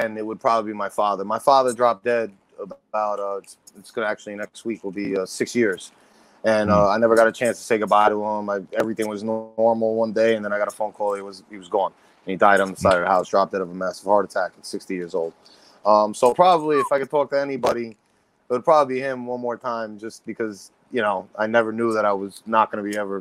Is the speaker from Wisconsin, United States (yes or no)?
no; Yonkers, New York, United States; also born or lived in White Plains / Westchester; I was born in Yonkers